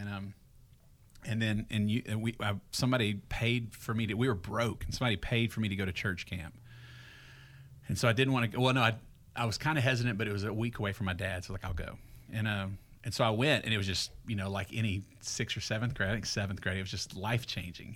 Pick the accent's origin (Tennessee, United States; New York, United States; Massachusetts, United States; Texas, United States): Texas, United States; Greenville; moved away as an adult; now in Franklin, United States; I grew up in Greenville, Texas, about forty-eight miles northeast of Dallas.